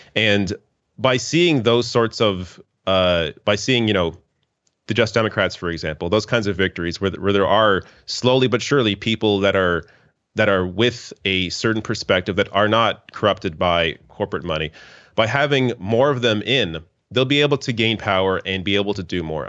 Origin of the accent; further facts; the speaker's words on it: Canada; as a Canadian.